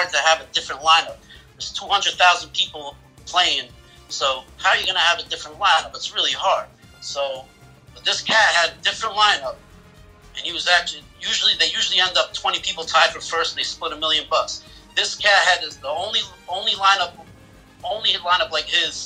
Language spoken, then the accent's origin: English; New Jersey, United States; moved away as an adult; now in Massachusetts, United States; born and raised in New Jersey. My whole life, I just moved to Massachusetts 6 weeks ago